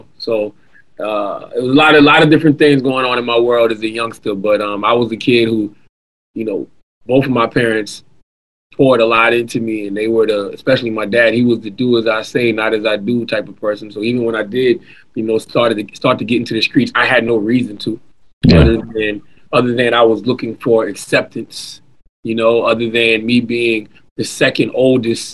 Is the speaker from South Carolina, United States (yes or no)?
yes; Moncks Corner, South Carolina, United States; also born or lived in Charleston, South Carolina; I was born in Charleston, but raised in a small town called Monk's Corner